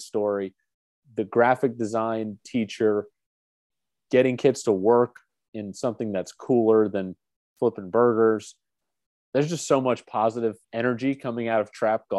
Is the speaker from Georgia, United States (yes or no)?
yes; Alpharetta, Georgia, United States; I grew up in Alpharetta, Georgia